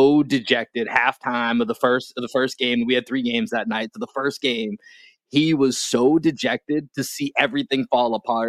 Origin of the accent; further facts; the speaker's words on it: Boston, Massachusetts, United States; now in Texas, United States; I live in Texas, but I'm from Boston.